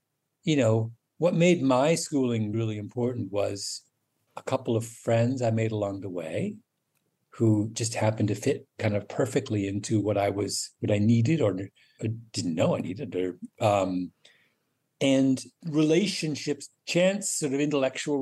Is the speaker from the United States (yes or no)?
no; Canada; also born or lived in England; my Canada memories